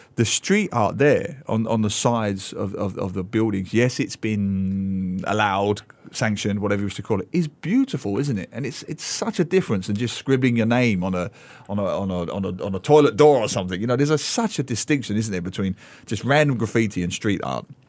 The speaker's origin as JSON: {"language": "English", "region": "London", "country": "United Kingdom", "tie": "born or raised there", "also_born_or_lived": "Australia", "moved": "yes", "said": "I grew up in, uh, East London and, uh, I, I lived for a while in Australia"}